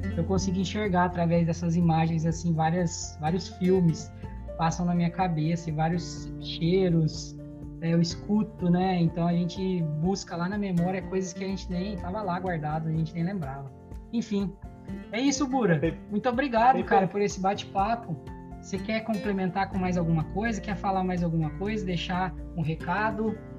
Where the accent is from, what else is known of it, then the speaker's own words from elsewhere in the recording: Batatais, São Paulo, Brazil; moved away as an adult; now in Italy; Vivi minha vida toda em Batatais